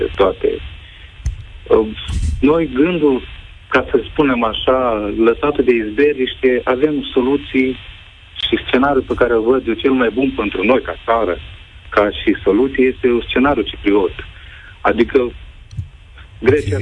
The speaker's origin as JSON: {"language": "Romanian", "country": "Moldova", "moved": "yes", "lives_now": "Romania", "said": "eu sunt soțul din Republica Moldova"}